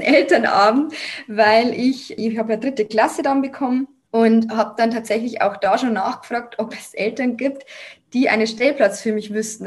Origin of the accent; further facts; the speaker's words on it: Lower Bavaria, Germany; moved away as an adult; also born or lived in Munich; meine Heimat angegeben, weil es wäre ja dann Niederbayern gewesen